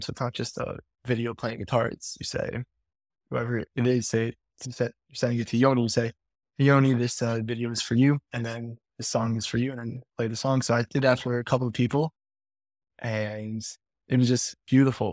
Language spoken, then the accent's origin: English; Five Towns, New York, United States; I'm from the Five Towns.